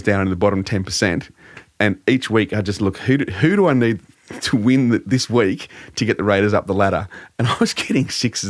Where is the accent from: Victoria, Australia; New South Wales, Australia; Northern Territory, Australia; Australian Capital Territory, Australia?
Australian Capital Territory, Australia; Canberra; My parents are Kiwis. They came over here in 1958 and we grew up in Canberra.